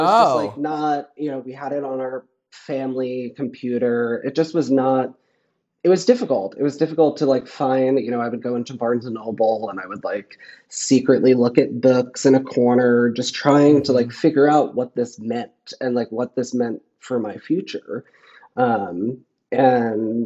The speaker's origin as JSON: {"language": "English", "area": "Flushing, Queens / Long Island", "region": "New York", "country": "United States", "tie": "born or raised there", "said": "I grew up in Flushing, but I moved to Long Island"}